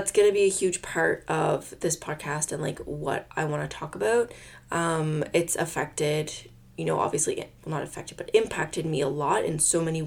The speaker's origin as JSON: {"language": "English", "region": "Nova Scotia", "country": "Canada", "tie": "born or raised there", "also_born_or_lived": "Quebec", "said": "I was born and raised in Nova Scotia, Canada."}